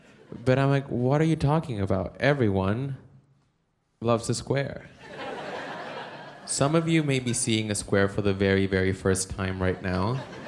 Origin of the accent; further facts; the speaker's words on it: El Salvador; I am from El Salvador. I am an Aquarius